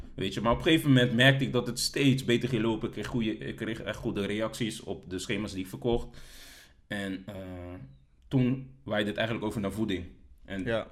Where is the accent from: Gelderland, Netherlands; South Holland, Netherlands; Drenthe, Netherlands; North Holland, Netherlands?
South Holland, Netherlands; Delft; also born or lived in The Hague; ik ben geboren in Den Haag. Eh, ik heb, eh, een deel van mijn jeugd in Den Haag gewoond, ehm, maar groots gedeelte in Delft.